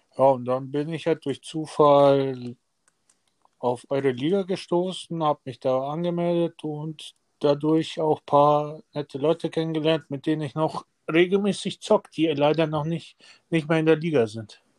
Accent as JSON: {"language": "German", "town": "Erding", "region": "Bavaria", "country": "Germany", "tie": "born or raised there", "also_born_or_lived": "Serbia", "lives_now": "Ebersberg, Germany", "said": "ich bin in Erding geboren, mhm. bin aber dann zu meiner Oma runter nach Serbien"}